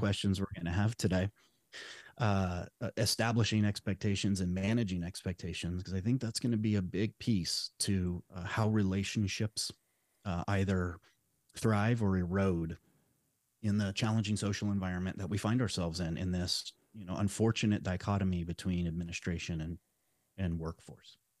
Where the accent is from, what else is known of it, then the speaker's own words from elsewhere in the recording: Las Vegas, Nevada, United States; moved away as an adult; now in Southern Oregon, United States; I was born and raised in Las Vegas, Nevada